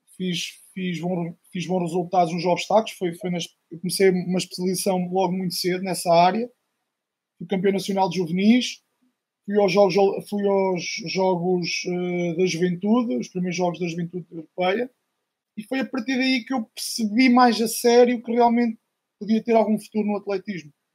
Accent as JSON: {"language": "Portuguese", "town": "Arzila", "region": "Centro", "country": "Portugal", "tie": "born or raised there", "said": "eu sou de uma aldeia de, do Conselho de Coimbra, Distrito de Coimbra, Arzila"}